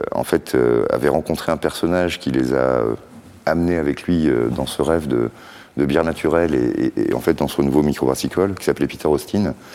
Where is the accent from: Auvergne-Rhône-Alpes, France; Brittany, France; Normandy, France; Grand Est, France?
Brittany, France; Brest; on en avait chez nous à Brest